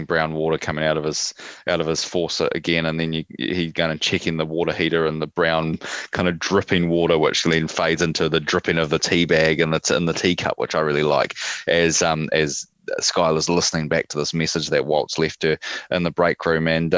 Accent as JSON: {"language": "English", "country": "New Zealand", "said": "I kind of like the whole thing of like being a Kiwi"}